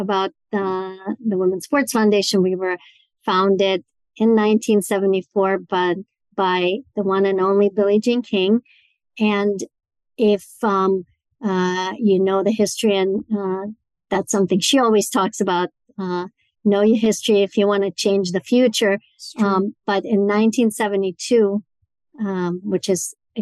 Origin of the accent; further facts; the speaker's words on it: Moscow, Russia; moved away as an adult; now in United States; growing up in Moscow, Russia